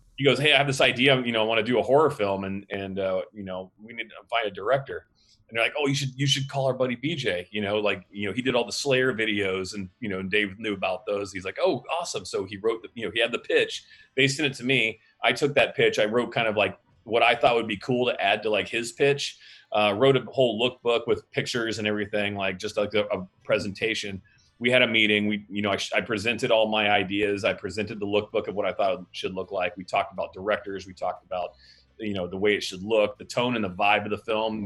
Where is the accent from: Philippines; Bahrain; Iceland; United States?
United States; Pensacola, Florida; He grew up in my hometown in Pensacola, Florida, where I used to be in a punk band